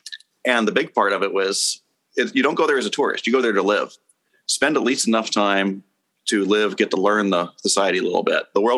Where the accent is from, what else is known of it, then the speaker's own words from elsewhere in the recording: Germany; also born or lived in Pacific Northwest / California / North Carolina / Texas; now in Washington State, United States; So I was born in the Pacific Northwest and then pretty much moved constantly. California, North Carolina. I did most of my growing up in Germany and then to Texas, and I'm back to Washington State.